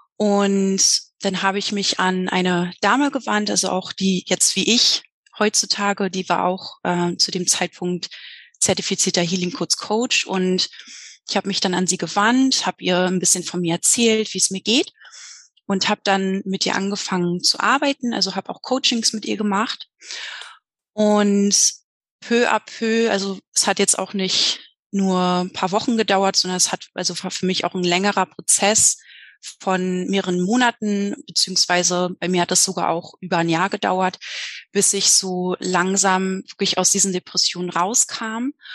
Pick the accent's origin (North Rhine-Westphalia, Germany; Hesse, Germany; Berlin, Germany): Berlin, Germany; Ich komme aus Berlin, bin jedoch gerade in Mexiko.